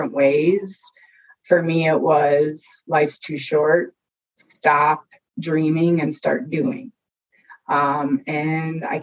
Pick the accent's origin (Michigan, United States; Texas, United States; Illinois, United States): Illinois, United States; Chicago; I grew up in the Chicagoland area